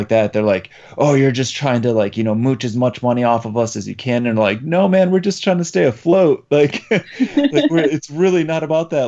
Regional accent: Poland; moved away; I'm originally from Poland

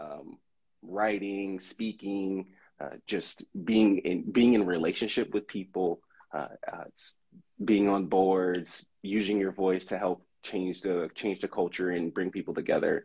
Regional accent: Southern California, United States; moved away as an adult; now in Oregon, United States; I'm from Southern California, moved here to go to Willamette to play sports

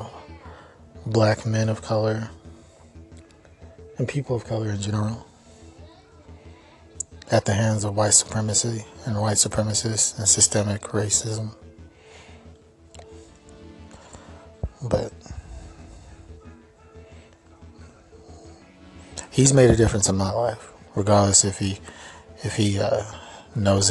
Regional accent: Kansas City, Missouri, United States; I'm from Kansas City

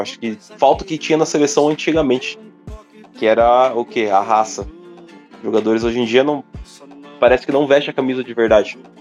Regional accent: Brazil; a gente é brasileiro

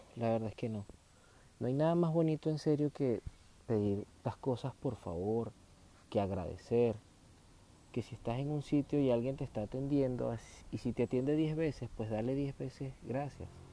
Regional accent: Venezuela; en mi país, en Venezuela.

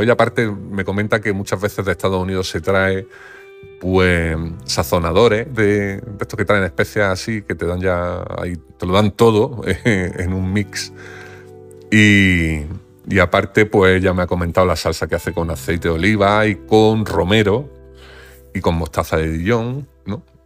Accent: Granada, Andalusia, Spain; yo soy de Granada

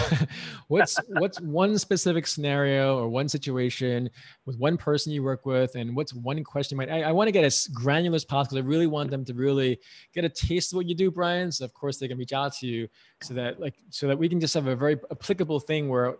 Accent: New York, United States; I'm from New York

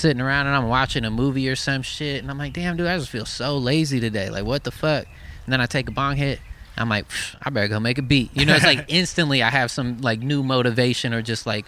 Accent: Eugene, Oregon, United States; I'm from Eugene, Oregon

